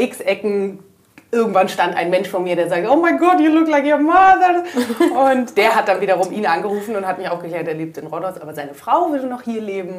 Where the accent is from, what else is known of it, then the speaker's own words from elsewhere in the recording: Munich, Bavaria, Germany; moved away as an adult; also born or lived in Athens, Greece; meine Mutter ist dann ähm, nach München zurück. Da ist so die, ähm, ich sag mal, der deutsche Teil der Ursprungsfamilie ähm, mhm. ist in, in München und dort bin ich dann relativ behütet äh, groß geworden